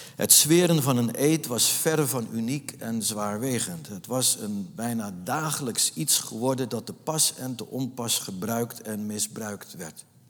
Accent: Nieuw-Vennep, North Holland, Netherlands; moved away as an adult; ik ben opgegroeid in de Jonker van de Poolstraat

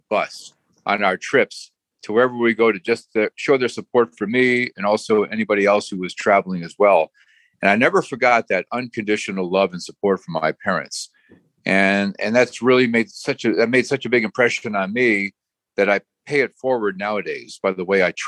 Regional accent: North Branford, Connecticut, United States; also born or lived in Trenton, New Jersey / Guilford, Connecticut; I grew up in North Branford, Connecticut.

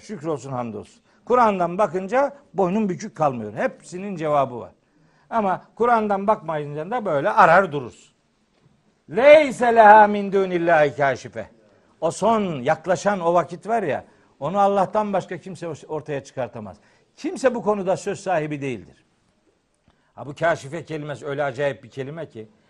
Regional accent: Trabzon, Turkey; moved away; Bir Trabzonlu olarak özellikle davet ediyorum.

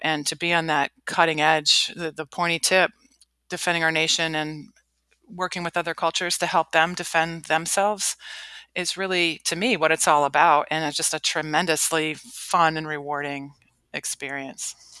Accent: Cleveland, Ohio, United States; moved away as an adult; I grew up in Cleveland, Ohio, lived a pretty sheltered life, middle class

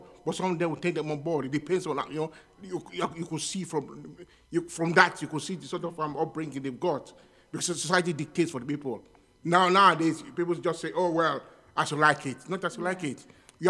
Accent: Nigeria; also born or lived in London, United Kingdom; now in United Kingdom; I was born here, but I grew up in Nigeria.

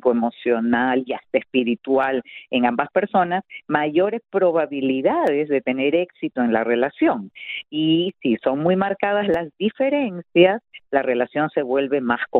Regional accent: Peru; also born or lived in Santiago de Cuba, Cuba; porque mi papá se casa con mi madre allí y cuando ya la revolución adquiere un carácter que para él muy premonitoriamente estaba siendo comunista, entonces decide ya que nos fuéramos a Perú cuando yo tenía solo

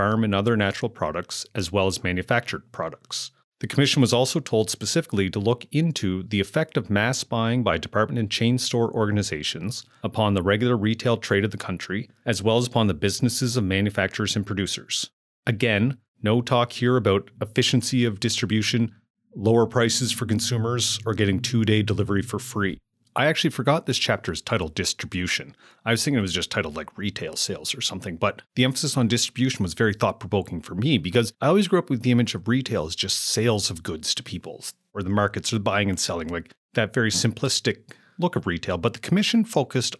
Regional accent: Amherst, Nova Scotia, Canada; moved away as an adult; growing up and then moving back to Amherst, Nova Scotia, where I now run my own business.

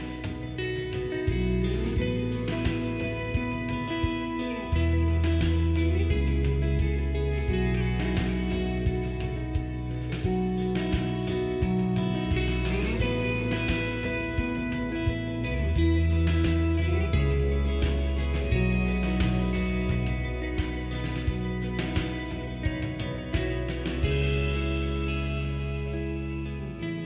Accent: Texas, United States; my first car had a big sticker on the back that said Native Texan. So I was born in the nation of Texas.

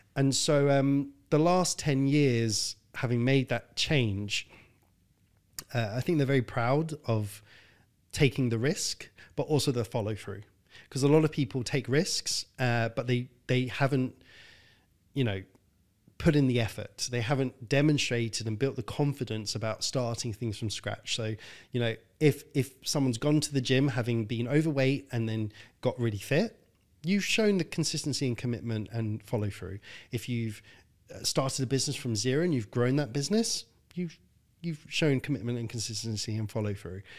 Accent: London, United Kingdom; I was born in North London in a council estate. My dad left when I was five. My mum died when I was fifteen.

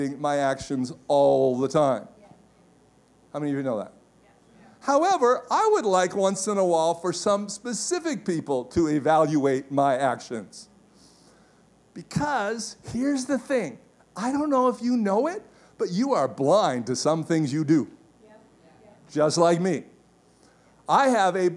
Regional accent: Canada; as a Canadian

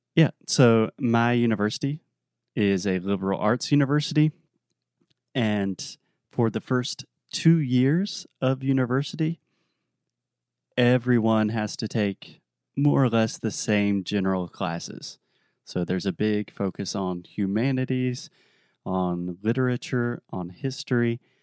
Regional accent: South Carolina, United States; my home state of South Carolina

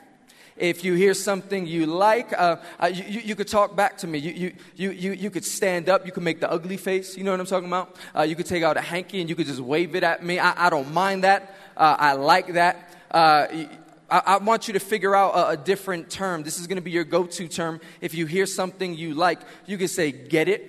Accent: New York City, New York, United States; I am from Queens, New York

